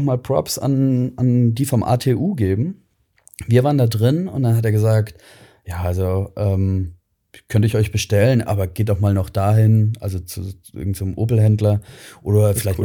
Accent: Swabia, Germany; now in Ingolstadt, Germany; ich bin Schwabe

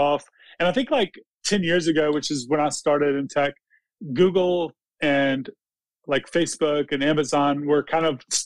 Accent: Mississippi, United States; also born or lived in Los Angeles; I'm from Mississippi

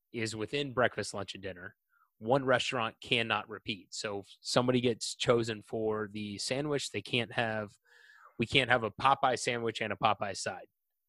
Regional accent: the South, United States; I'm from the South.

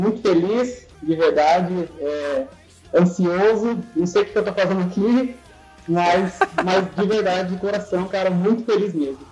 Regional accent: José Bonifácio, São Paulo, Brazil; Eu sou de José Bonifácio, do interior de São Paulo.

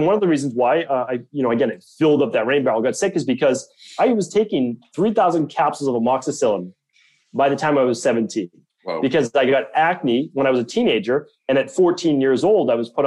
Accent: Medford, Massachusetts, United States; I grew up in Medford, Massachusetts

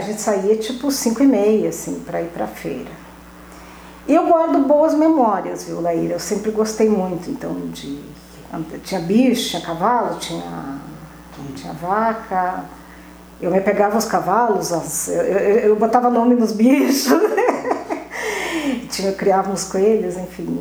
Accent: Pelotas, Rio Grande do Sul, Brazil; moved away as an adult; also born or lived in Camaquã / Santa Vitória do Palmar / São Paulo / Alvorada; para Pelotas eu vim aos cinco anos

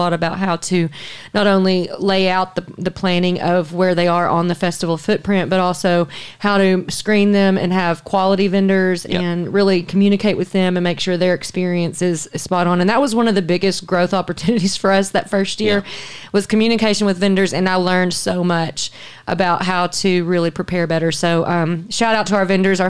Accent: Hot Springs, Arkansas, United States; also born or lived in Conway, Arkansas; now in Little Rock, United States; Bill from my hometown, right, Hot Springs

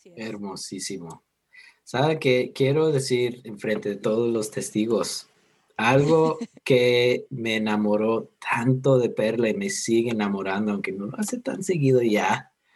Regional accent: United States; Spanish is a second language; moved away as an adult; also born or lived in Mérida, Yucatán; siendo gringo

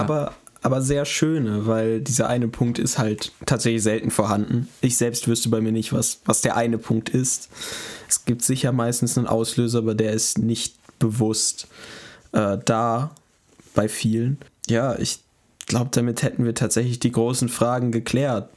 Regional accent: Münster, North Rhine-Westphalia, Germany; bei uns, wo, wo, wo ich herkomme, äh, gibt es einen recht großen Club

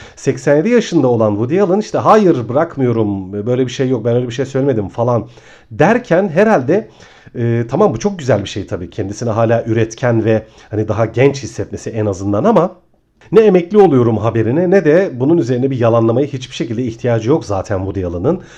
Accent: Ayvalık, Balıkesir, Turkey; moved away as an adult; now in Istanbul, Turkey; Ben aslında Ayvalıklıyım. on bir yıl kadar önce İstanbul'a taşındım.

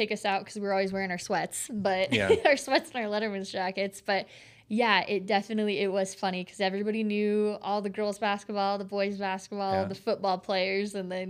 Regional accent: Bozeman, Montana, United States; I was born in Bozeman. Yeah. And so kind of lifelong, I was a Cats fan.

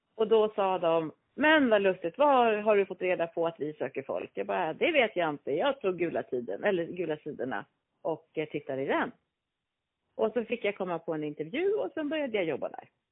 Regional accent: Stockholm, Stockholm County, Sweden; born or raised there

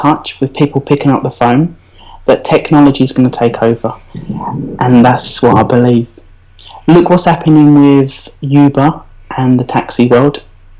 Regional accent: East of England, United Kingdom; As you probably can tell, Essex.

